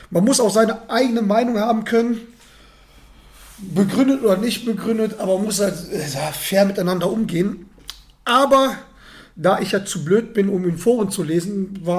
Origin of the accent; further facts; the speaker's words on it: North Rhine-Westphalia, Germany; Ich komme aus der Gegend, in der Nähe von Dortmund.